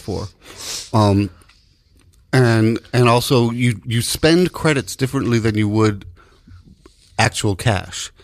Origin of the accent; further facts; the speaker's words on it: New York, United States; as a New Yorker